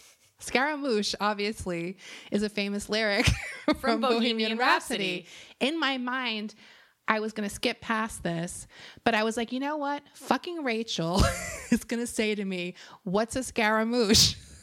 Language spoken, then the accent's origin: English; Florida, United States; I'm from Florida.